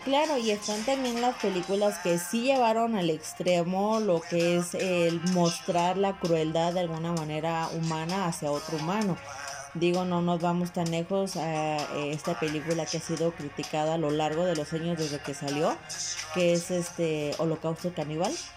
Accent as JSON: {"language": "Spanish", "country": "Mexico", "said": "soy mexicano"}